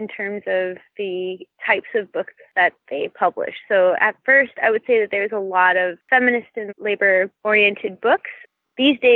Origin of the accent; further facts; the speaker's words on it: Vancouver, British Columbia, Canada; I grew up in Vancouver